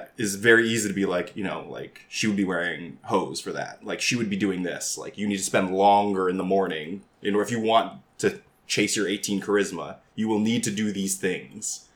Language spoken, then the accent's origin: English; Canada; I'm Asian Canadian